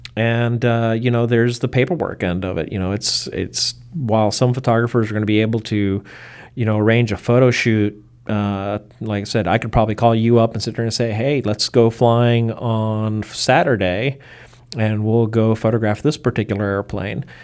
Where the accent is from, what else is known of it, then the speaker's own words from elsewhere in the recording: Baltimore, Maryland, United States; I was born in Baltimore in nineteen sixty-nine